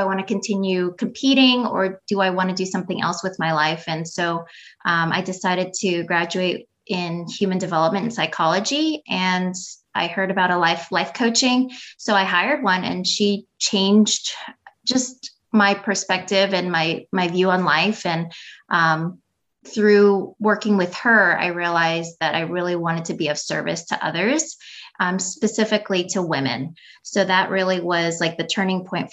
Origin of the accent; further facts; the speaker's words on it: New York, United States; also born or lived in Philippines; I was born in the Philippines and I came here to the States when I was three. I grew up in New York.